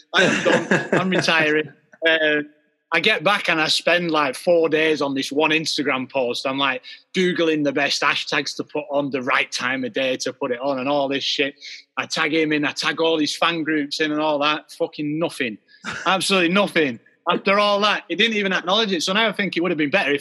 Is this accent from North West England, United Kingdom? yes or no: yes; Rochdale, North West England, United Kingdom; Rochdale, where I grew up